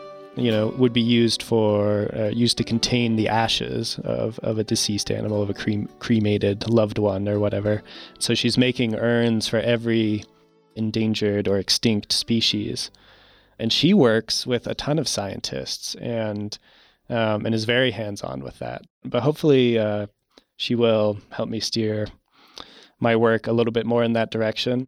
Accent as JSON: {"language": "English", "region": "Virginia", "country": "United States", "tie": "born or raised there", "also_born_or_lived": "Utah", "moved": "yes", "said": "originally born in Utah, but I grew up in Virginia."}